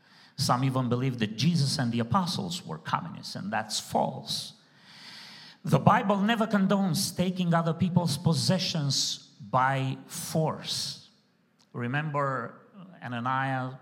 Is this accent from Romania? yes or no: yes; Romania; accent: heavy accent; English is a second language; moved away as an adult; also born or lived in Southern California / East Coast, United States; now in United States; I came from Romania as a refugee, religious refugee